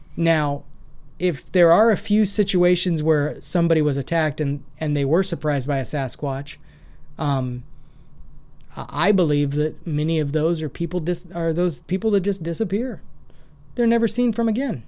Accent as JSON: {"language": "English", "region": "Washington", "country": "United States", "tie": "born or raised there", "also_born_or_lived": "Idaho", "moved": "yes", "lives_now": "Clarksville, United States"}